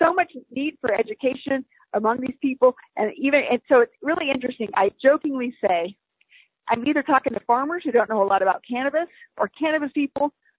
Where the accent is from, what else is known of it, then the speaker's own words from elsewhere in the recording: the South, United States; I'm a Southerner